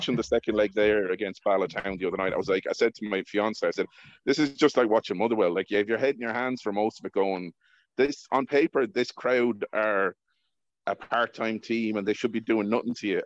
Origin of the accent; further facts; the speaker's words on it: Ireland; moved away as an adult; also born or lived in west of Scotland; now in Scotland, United Kingdom; being Irish, especially in the west of Scotland